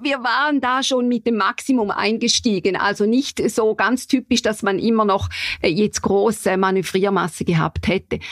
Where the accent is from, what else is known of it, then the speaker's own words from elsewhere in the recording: St. Gallen, Switzerland; wo ich herkomme in St. Gallen